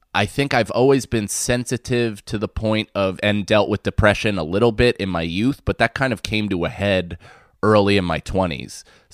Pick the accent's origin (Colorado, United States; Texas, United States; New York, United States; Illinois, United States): New York, United States; Rockland; also born or lived in Manhattan; I lived right outside in Rockland. I'm from the city. I was born in Manhattan and my parents lived in Manhattan for a long time with my older sister. And then we moved to the outskirts. So I grew up predominantly in the suburbs